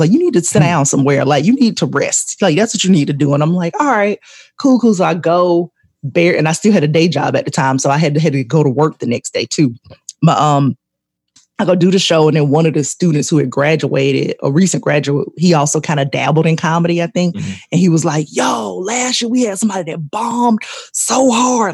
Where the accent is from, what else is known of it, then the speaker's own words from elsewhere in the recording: Columbus, Georgia, United States; also born or lived in Atlanta, Georgia; I grew up in Columbus, but I uh, Columbus, Georgia